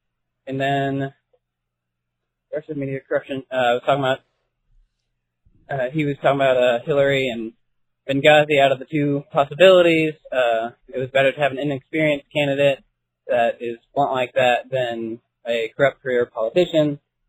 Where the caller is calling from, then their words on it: Indiana, United States; from Indiana.